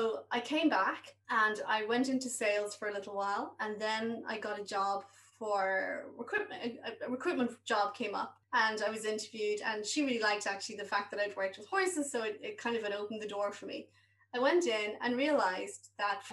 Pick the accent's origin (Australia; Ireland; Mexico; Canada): Ireland; Waterford, Munster; moved away as an adult; also born or lived in Dublin / England; I was from Waterford.